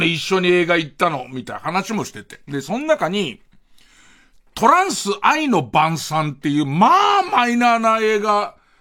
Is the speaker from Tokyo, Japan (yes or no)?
yes; Tokyo, Japan; もともと荒川区で俺たち生まれ育って